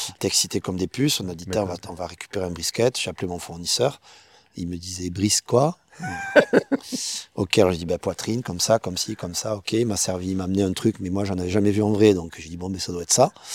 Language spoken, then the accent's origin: French; Perpignan, Occitania, France; also born or lived in Baillargues, near Montpellier; moi, je suis originaire de Perpignan, à la base, hein, donc catalan